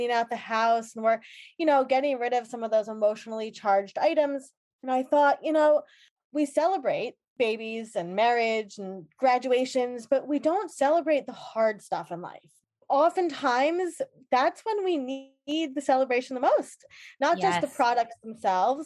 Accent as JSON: {"language": "English", "area": "Long Island", "region": "New York", "country": "United States", "tie": "born or raised there", "said": "I am from Long Island"}